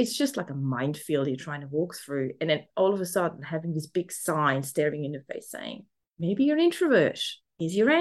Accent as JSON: {"language": "English", "country": "Switzerland", "tie": "born or raised there", "accent": "German", "second_language": "English", "moved": "as an adult", "lives_now": "Melbourne, Australia", "said": "I'm currently in Melbourne, Australia. So I'm down under, but I'm originally from Switzerland. So there might be a little bit of a German accent in there"}